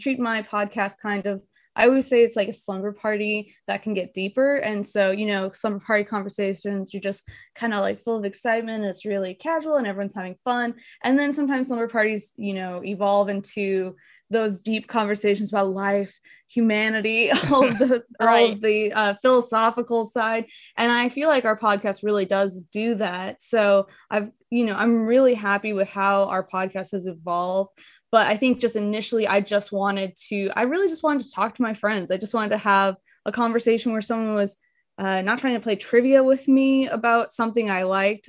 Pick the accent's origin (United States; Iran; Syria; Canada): United States; Tulsa, Oklahoma; also born or lived in Chicago; I was born in Chicago, but I would not say that I'm from Chicago, because I've lived in Tulsa for 20 of my 26 years, so I'm from Tulsa essentially